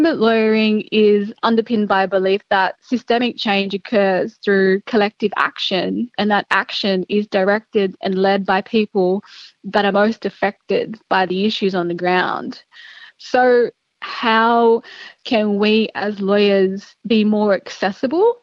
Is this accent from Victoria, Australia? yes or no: no; Gilgandra, New South Wales, Australia; now in Sydney, Australia; I grew up in Gilgandra in Western New South Wales.